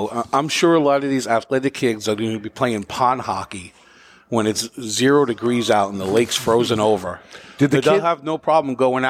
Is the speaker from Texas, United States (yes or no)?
no; Manchester, New Hampshire, United States; Here in New Hampshire, in the most populous city, and my hometown, Manchester